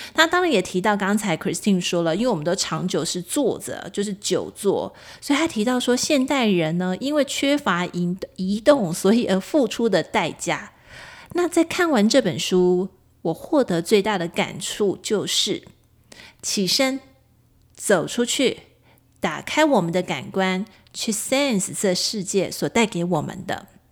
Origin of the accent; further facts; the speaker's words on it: Kaohsiung, Taiwan; 我高雄人嘛，我住在高雄，我其实现在的住家也是临近高雄爱河